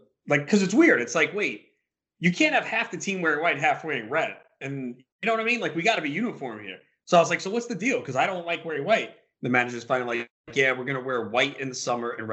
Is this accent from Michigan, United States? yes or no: no; New York, United States; we're both from New York